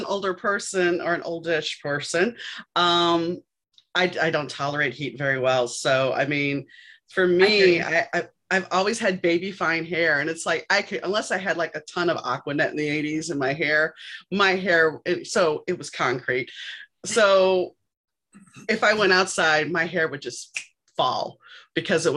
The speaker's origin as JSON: {"language": "English", "town": "New Orleans", "region": "Louisiana", "country": "United States", "tie": "born or raised there", "also_born_or_lived": "Shreveport, Louisiana / Dallas, Texas / Indiana / Chicago, Illinois", "moved": "yes", "said": "Growing up in New Orleans, it was the 1970s"}